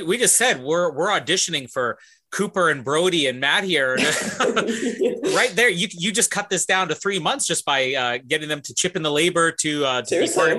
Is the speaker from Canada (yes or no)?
yes; Canada; as a Canadian